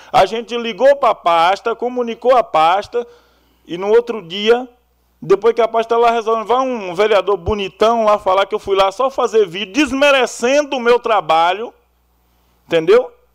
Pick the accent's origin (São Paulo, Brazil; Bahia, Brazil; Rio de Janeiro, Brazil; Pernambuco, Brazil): Bahia, Brazil; now in Iracemápolis, Brazil; Eu, como baiano que sou